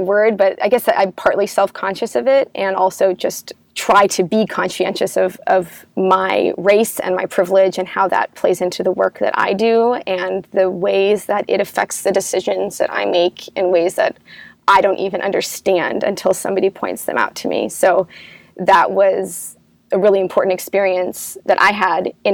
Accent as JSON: {"language": "English", "country": "United States", "said": "I'm American"}